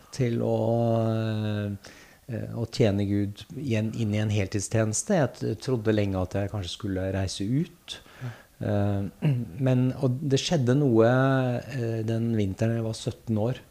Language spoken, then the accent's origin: Norwegian; Gjøvik, Innlandet, Norway; moved away; jeg er født og oppvokst på Gjøvik.